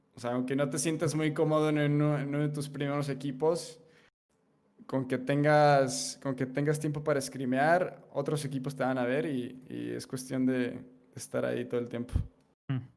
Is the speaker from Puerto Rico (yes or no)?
no; Mexico; como soy de México